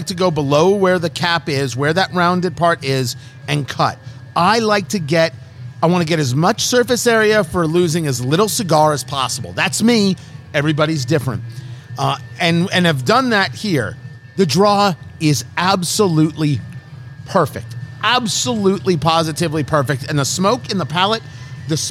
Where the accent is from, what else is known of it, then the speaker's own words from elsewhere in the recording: United States; also born or lived in Brooklyn, New York / New Jersey; I come from Brooklyn and Jersey